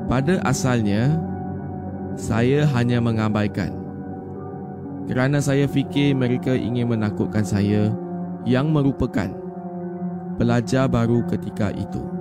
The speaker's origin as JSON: {"language": "Malay", "country": "Malaysia", "said": "umur saya 15 tahun. Dan saya ni daripada Malaysia."}